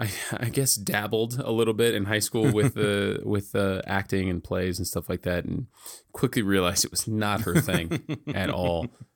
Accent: Victorville, California, United States; I don't think it's gotten any better. There's really no art there. There's no art community.

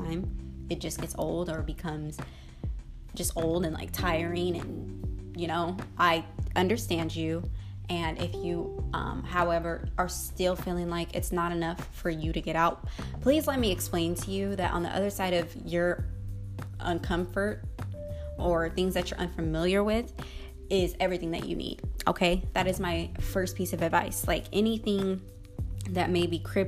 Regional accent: Denver, Colorado, United States; moved away as an adult; now in Florida, United States; I was born in Denver, Colorado, and I lived there for 19 years

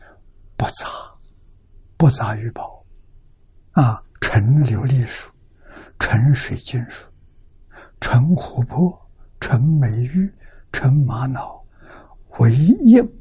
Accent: China; 这个呢，也就是我们中国人所讲的翡翠。

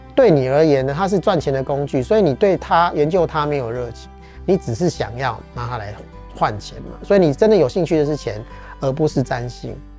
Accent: Taiwan; 我们台湾人或华人都是听骗不听劝

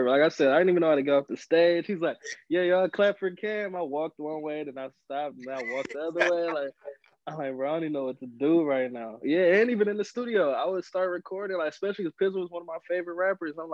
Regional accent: Milwaukee, Wisconsin, United States; born or raised there; also born or lived in Rockford, Illinois

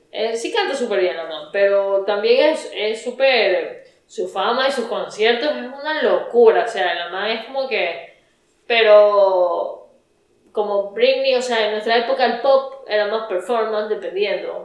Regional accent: Ecuador; somos obviamente ecuatorianas

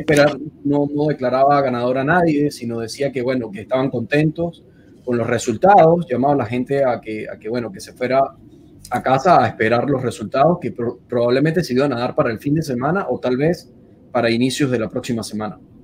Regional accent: Venezuela; moved away as an adult; also born or lived in Buenos Aires, Argentina; now in Washington, United States; emigrar de salir de Venezuela fue un, un, paso bastante fuerte porque es como que sales y ya con la, con la idea de que no puedes volver. Y luego volver a repetirlo en Buenos Aires

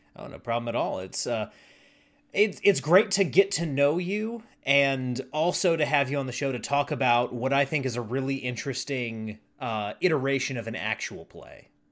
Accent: Charlotte, North Carolina, United States; now in Nashville, United States; I'm from Charlotte, North Carolina originally

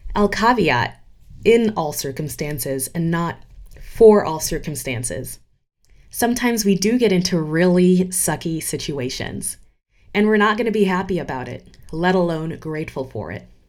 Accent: Geneva, Switzerland; moved away as an adult; also born or lived in United States / New York City / Ghana; I grew up in Geneva, Switzerland, and spent the last decade in the United States

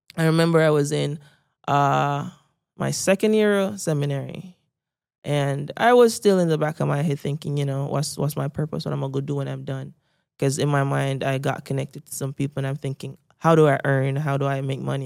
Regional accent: Saint Mary, Jamaica; I grew up in Saint Mary, because I was a middle-class Jamaican

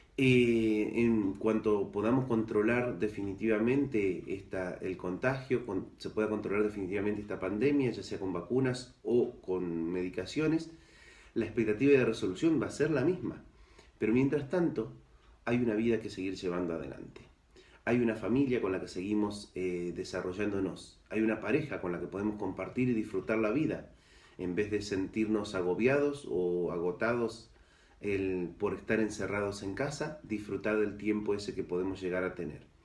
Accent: Argentina; now in Ceuta, Spain; originariamente soy argentino, ahí nací

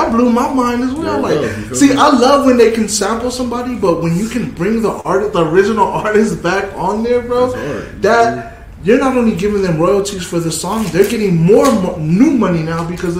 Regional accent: California, United States; I'm not a Warriors fan, but if the Warriors make it a shit, I'm a Warriors fan. I'm from California.

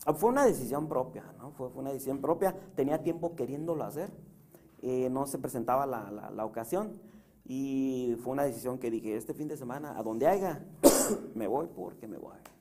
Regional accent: Puebla, Mexico; also born or lived in San Salvador Huixcolotla; now in Tijuana, Mexico; soy de Puebla

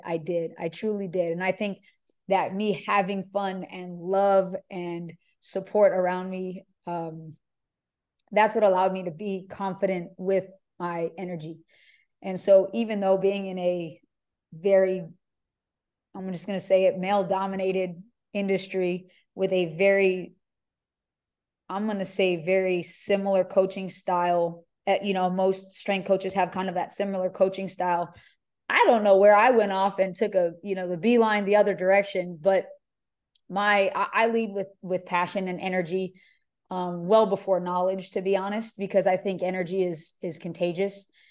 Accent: Hawaii, United States; moved away as an adult; also born or lived in California; now in Houston, United States; I grew up in Hawaii, so, you know, University of Hawaii was me staying in state.

